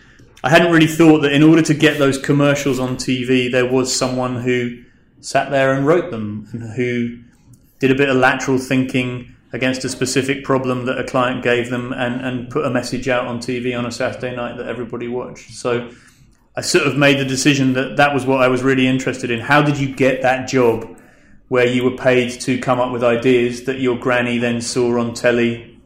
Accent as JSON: {"language": "English", "region": "London", "country": "United Kingdom", "tie": "born there", "also_born_or_lived": "Scotland", "said": "I was born in London. My parents moved around the country a bit. I went to university in Scotland."}